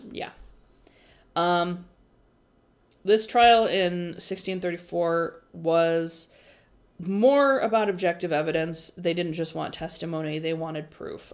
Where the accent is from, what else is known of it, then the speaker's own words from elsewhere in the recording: United States; we as American society